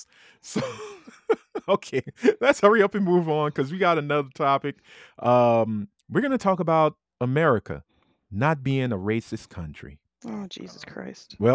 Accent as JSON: {"language": "English", "town": "Compton", "region": "California", "country": "United States", "said": "I'm from Compton. I'm from Compton, California. And this is what happens in Compton."}